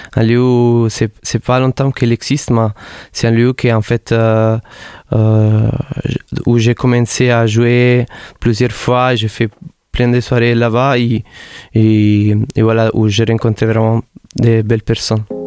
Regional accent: Naples, Campania, Italy; French is a second language; now in Montpellier, France; je viens de Naples

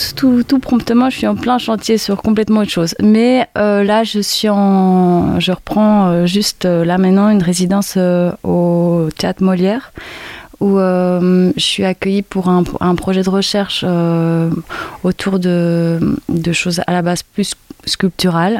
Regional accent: Brussels, Brussels-Capital Region, Belgium; moved away as an adult; now in Sète, France; je viens de Belgique, de Bruxelles

